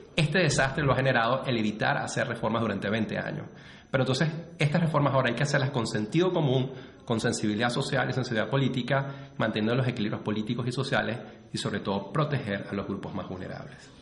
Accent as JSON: {"language": "Spanish", "country": "Venezuela", "said": "como venezolano"}